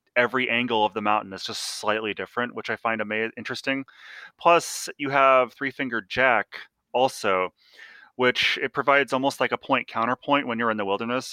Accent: Salem, Oregon, United States; I grew up in Salem

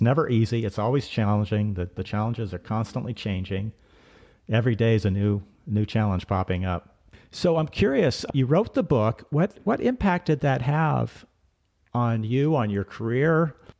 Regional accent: Seattle, Washington, United States; moved away as an adult; also born or lived in Colorado; I grew up in Seattle and grew up skiing there in the mountains around Seattle. But then I moved to Colorado to go to college

